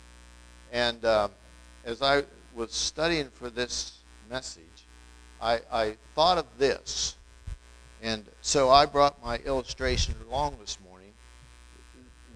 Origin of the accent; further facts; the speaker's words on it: Wetzel County, West Virginia, United States; I'm from Wetzel County, you know, and I'm about as far back in Wetzel County as you can get